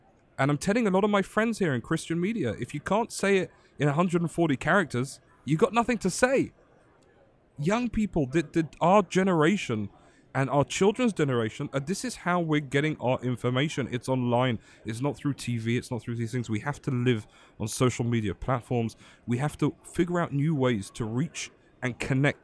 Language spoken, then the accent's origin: English; London, United Kingdom; moved away as an adult; also born or lived in Israel; I'd grown up in London, England